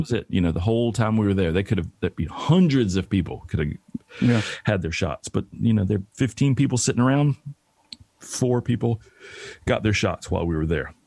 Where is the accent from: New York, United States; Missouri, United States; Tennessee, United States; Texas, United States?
Tennessee, United States; Bristol; moved away as an adult; also born or lived in Atlanta, Georgia; now in Los Angeles, United States; my hometown, Bristol, Tennessee